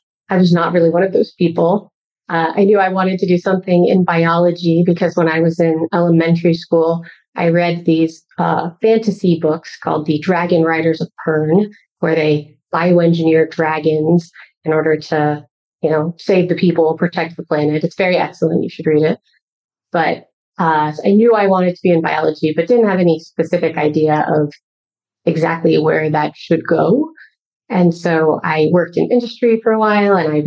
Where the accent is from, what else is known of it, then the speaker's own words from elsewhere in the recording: Colorado, United States; moved away as an adult; also born or lived in Pasadena, California; now in San Francisco Bay Area, United States; I'm actually from Colorado. So I lived there most of my life, but then I moved to California first to go to Caltech